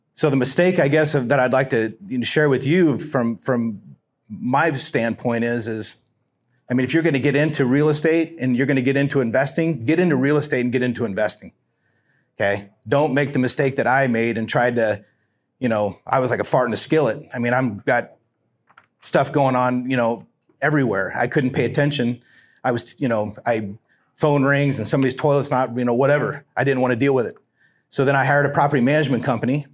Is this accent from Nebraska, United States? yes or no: yes; Lincoln, Nebraska, United States; also born or lived in Pennsylvania; moved back to Lincoln in nineteen seventy-four and, uh, went to Lincoln Southeast High School